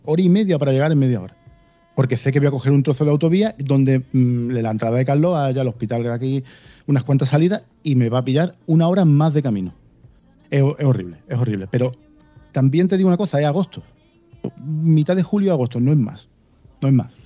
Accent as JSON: {"language": "Spanish", "town": "Málaga", "region": "Andalusia", "country": "Spain", "tie": "born or raised there", "said": "Yo nací en Málaga. Me he criado en Málaga eh, y aquí me quedo"}